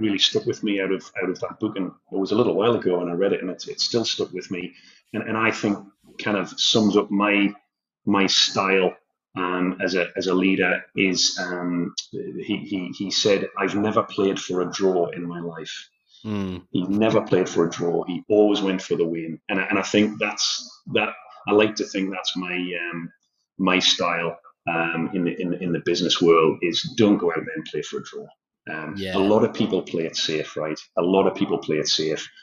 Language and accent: English; Newcastle upon Tyne, North East England, United Kingdom; moved away as an adult; now in Australia; I'm a lad from Newcastle in the northeast of England. I haven't lived there for over 20 years, and now I'm living on the other side of the world, and I'm a very proud Geordie